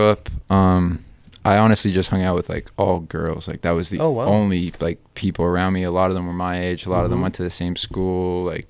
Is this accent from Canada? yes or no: yes; Canada; Of course, I'm Canadian.